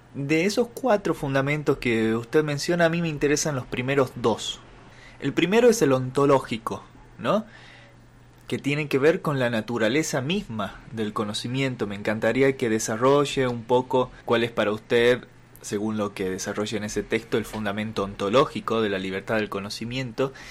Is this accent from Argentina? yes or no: yes; Salta, Argentina; yo también soy salteño, soy de acá